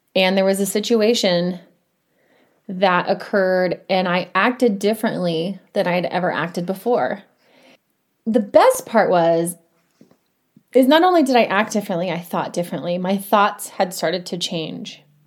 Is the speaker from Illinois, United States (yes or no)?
no; Indiana, United States; now in Colorado, United States; I grew up in Indiana